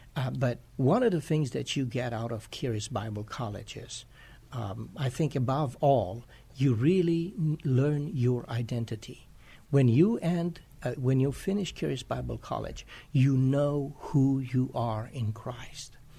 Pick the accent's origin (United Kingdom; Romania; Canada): Romania; moved away as an adult; also born or lived in Chicago, United States; now in San Antonio, United States; I am originally from Romania. I came to the United States in 1999